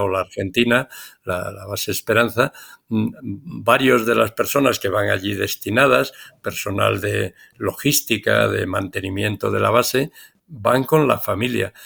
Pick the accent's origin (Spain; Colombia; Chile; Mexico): Spain; en mi país, en España